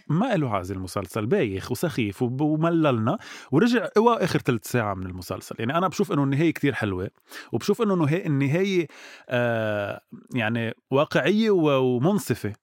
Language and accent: Arabic; Lebanon; نحن كشعب لبناني وعربي